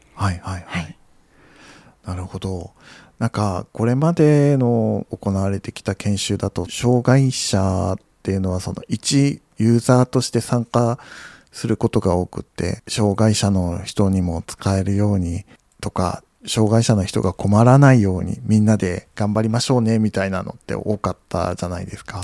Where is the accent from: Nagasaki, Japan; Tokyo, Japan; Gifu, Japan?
Nagasaki, Japan; accent: Nagasaki dialect; もともと僕その出身が長崎なので、はい、まあ自宅ではあの長崎弁でしか喋らない